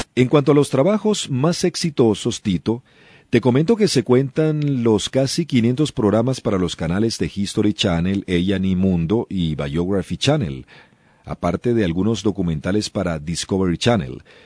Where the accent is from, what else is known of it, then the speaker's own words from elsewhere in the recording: Venezuela; la radio actual en Venezuela es más fresca y no tan rígida como en el pasado, la calidad de los eh, programas ciertamente sí ha disminuido, y no solamente en mi país